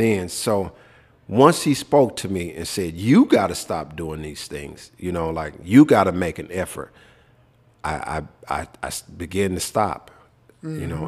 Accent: Memphis, Tennessee, United States; moved away; also born or lived in Minnesota / Texas; growing up in Memphis

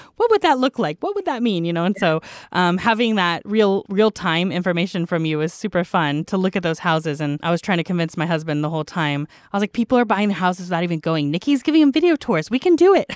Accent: United States; as an American

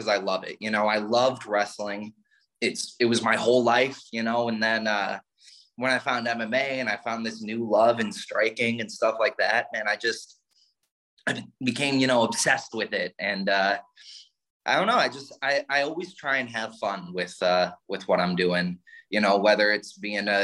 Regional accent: northern suburbs of Chicago, Illinois, United States; moved away as an adult; also born or lived in East Tennessee; now in Tennessee, United States; Originally I'm from the Chicago area, northern suburbs of Chicago, born and raised there

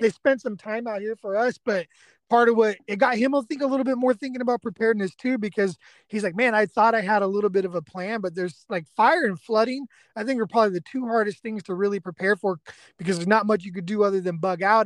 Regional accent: Bay Area, California, United States; now in East Texas, United States; I'm an evacuee from the Bay Area myself

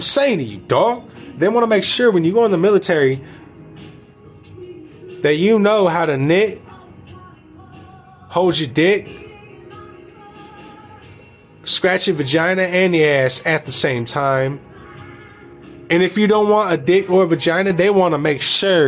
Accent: United States; we as the American people

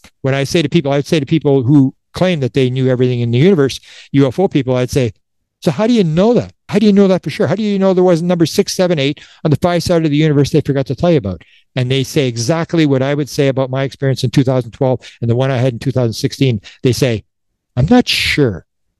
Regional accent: Canada; I'm a Canadian. You got you Americans.

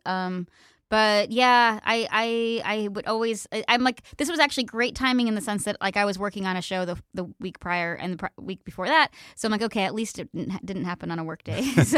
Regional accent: Pennsylvania, United States; moved away; we had really good public schools where I grew up in Pennsylvania

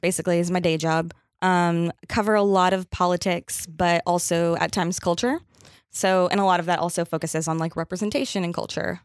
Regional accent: Louisiana, United States; moved away as an adult; now in New York, United States; I'm from Louisiana. I went to college in Louisiana.

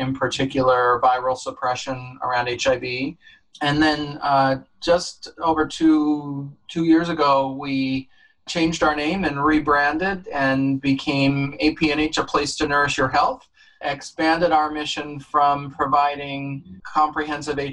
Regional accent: Dutchess County, New York, United States; also born or lived in California / Los Angeles / Connecticut; now in New Haven, United States; I grew up in Dutchess County, New York

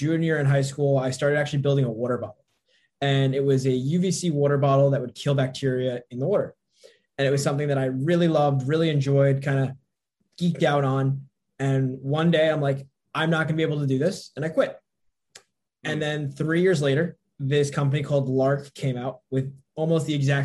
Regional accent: northern New Jersey, United States; grew up in northern New Jersey, kind of loved it

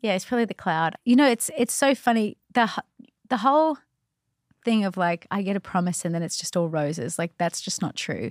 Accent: Australia; moved away; I was from Australia

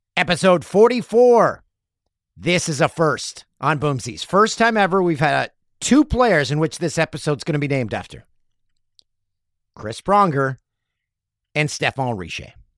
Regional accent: Peterborough, Ontario, Canada; moved away; Had to go to Peterborough. It's, uh, my hometown

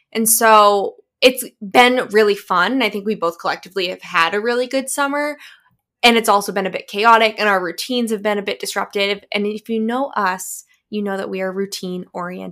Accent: United States; now in Boston, United States; we're actually American

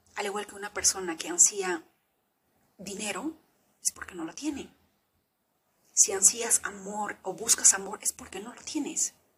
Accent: Peru; yo vengo del Perú profundo

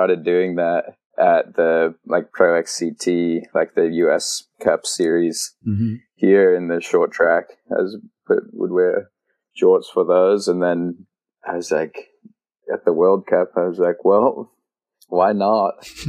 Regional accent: Australia; now in United States; I grew up there and was like, I'm Australian, but and my accent used to be a lot stronger, but now I've been, spent too much time over in the States, I think.

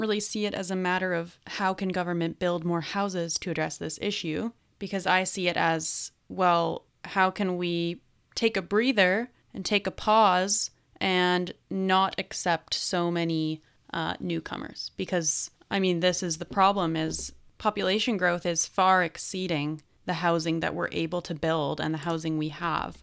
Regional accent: British Columbia, Canada; as a British Columbian

